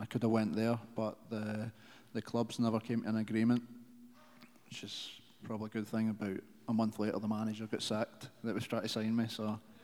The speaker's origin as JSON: {"language": "English", "country": "United Kingdom", "moved": "as an adult", "lives_now": "Kansas City, United States", "said": "back in the UK"}